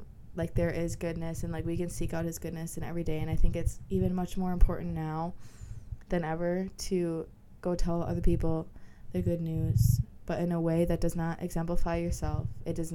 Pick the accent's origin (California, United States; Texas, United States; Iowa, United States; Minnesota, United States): Minnesota, United States; I'm from Minnesota